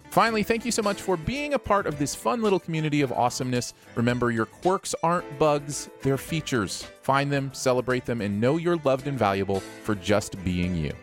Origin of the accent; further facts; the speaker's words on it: Michigan, United States; now in Missouri, United States; I grew up in Michigan